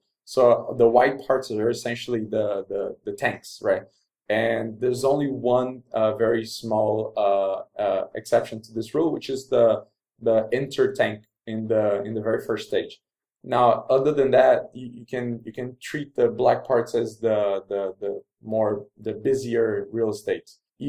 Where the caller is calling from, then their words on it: Rio de Janeiro, Brazil; Maybe it's worth mentioning also that I'm recording from Rio de Janeiro in Brazil.